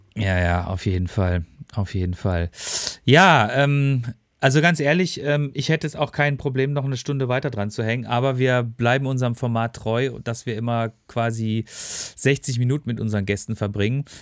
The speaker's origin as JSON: {"language": "German", "town": "Freiburg", "region": "Baden-Württemberg", "country": "Germany", "tie": "born or raised there", "moved": "yes", "lives_now": "Ruhr area, Germany", "said": "meine Heimatstadt"}